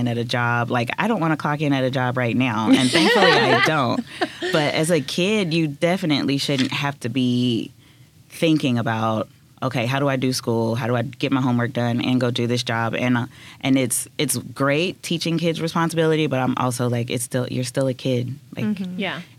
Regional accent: West Memphis, Arkansas, United States; I'm from West Memphis

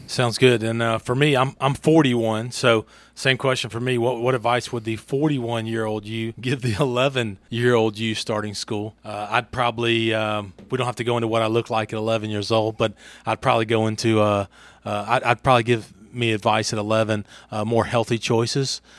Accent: Franklinton, Louisiana, United States; moved away as an adult; now in Hernando, United States; I was born in Franklinton, Louisiana, just about sixty-five miles north of New Orleans

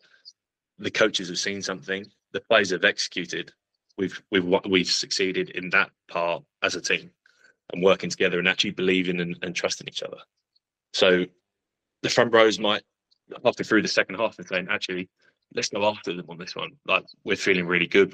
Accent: England, United Kingdom; I'm an English guy

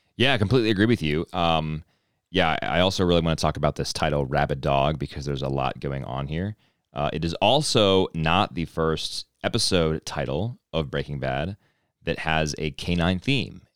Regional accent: East Coast, United States; accent: East Coast; moved away; East Coast thing in me, you know, I was born on the East Coast, and I guess it never really, never really left

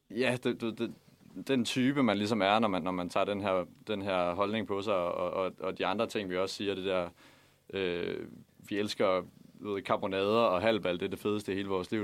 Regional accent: Haderslev, Southern Denmark, Denmark; moved away; jeg kommer fra Haderslev

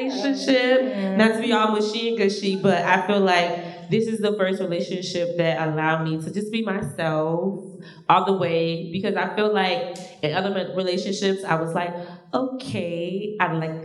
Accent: Georgia, United States; moved away; I'm from Georgia, so I live here

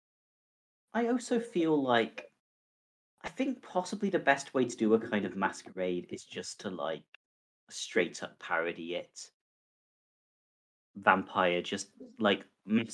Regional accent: United Kingdom; as a British person

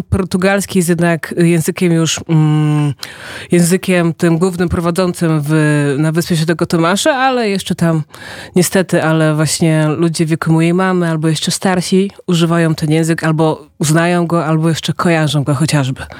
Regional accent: Angola; also born or lived in Poznań, Poland; now in Poland; Jak miałam parę lat, to wróciliśmy do Angolii. No i właśnie, potem tam spędziłam prawie 10 czy tam 12 lat

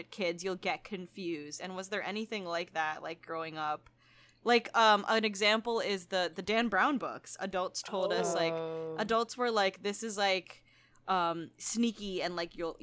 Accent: Philippines; I grew up in the Philippines, which is majority Catholic

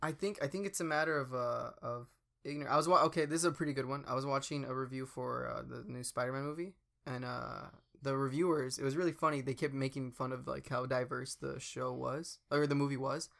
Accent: United States; I'm from America. Like, I'm from the States.

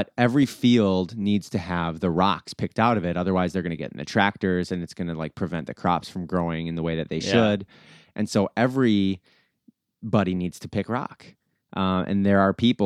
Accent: Willmar, Minnesota, United States; I grew up in Willmar, which is a small town about 2 hours west of Minneapolis.

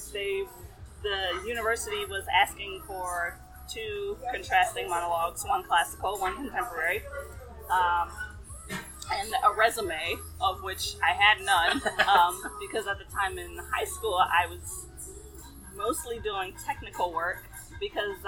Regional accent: Chicago, Illinois, United States; moved away as an adult; also born or lived in Champaign, Illinois; now in Arizona, United States; I'm from Chicago. Grew up, born and raised in Chicago.

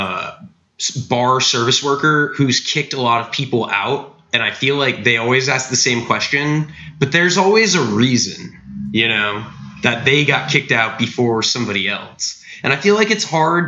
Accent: South Florida, United States; I'm from South Florida

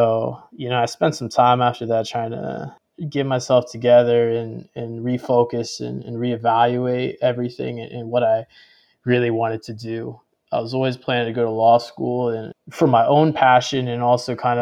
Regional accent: the South, United States; growing up in the South

